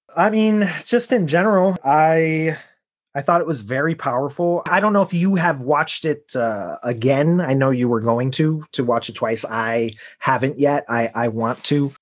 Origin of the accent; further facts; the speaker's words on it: Chicago, Illinois, United States; I'm from Chicago